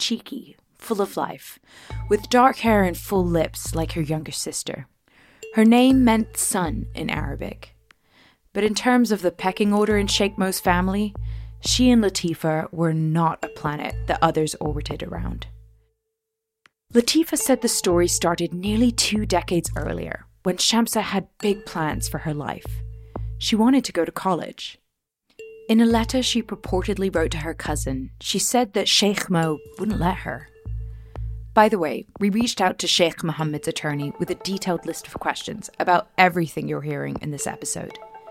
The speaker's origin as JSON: {"language": "English", "region": "Dubai", "country": "United Arab Emirates", "tie": "born or raised there", "said": "growing up in Dubai"}